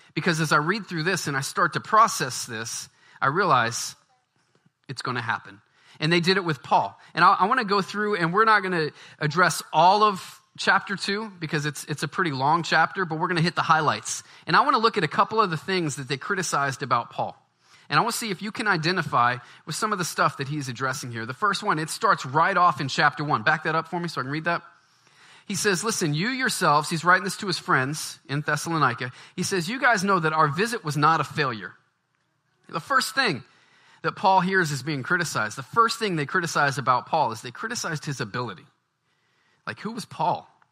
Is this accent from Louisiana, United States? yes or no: yes; Baton Rouge, Louisiana, United States; moved away; I'm from the South. I grew up in Baton Rouge